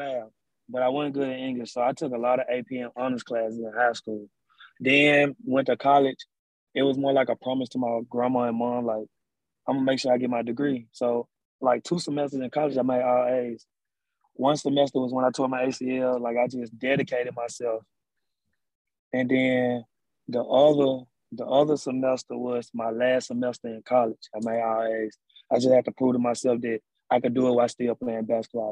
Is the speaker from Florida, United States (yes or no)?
no; Memphis, Tennessee, United States; Growing up in Memphis is different from other places